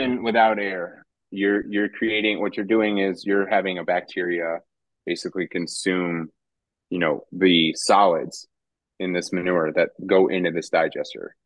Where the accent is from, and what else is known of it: DeMotte, Indiana, United States; born or raised there; also born or lived in Roswell, New Mexico / Artesia, New Mexico